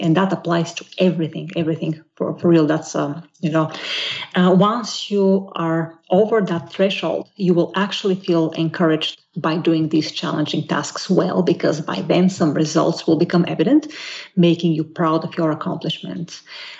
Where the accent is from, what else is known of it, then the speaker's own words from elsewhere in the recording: Bolivia; I think it will be very clear to your listeners that you are from Brazil and I'm from Bolivia because of the way we think and react